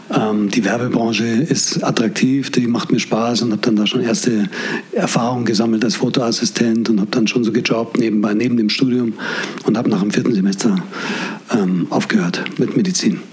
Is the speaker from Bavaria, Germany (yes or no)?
yes; Munich, Bavaria, Germany; Ich bin Münchner. Mein Vater ist Perser, meine Mutter lebt schon lange nicht mehr, als Deutsche äh, gewesen und äh, bin in Schwabing geboren und aufgewachsen